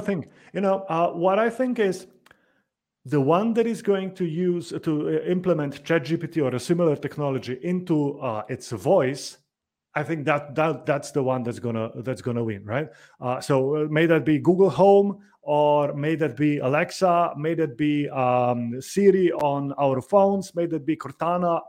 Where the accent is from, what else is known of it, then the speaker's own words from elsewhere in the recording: Slovenia; I come from Slovenia